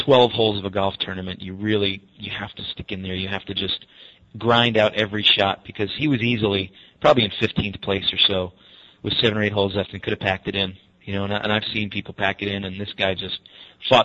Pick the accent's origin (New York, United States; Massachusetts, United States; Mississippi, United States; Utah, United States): New York, United States; Long Beach; I grew up in Long Beach, which is about 25 miles from Manhattan, and it's South Shore